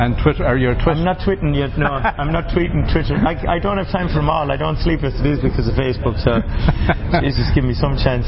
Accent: Ennis, Munster, Ireland; moved away as an adult; also born or lived in Brooklyn, New York; now in New York, United States; I'm there three years, but I'm I'm from Ennis

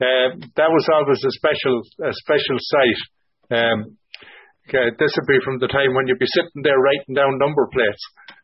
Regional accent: Ballinasloe, Connacht, Ireland; now in Ottawa, Canada; And I said, Bannisloe. And he says, what's your name?

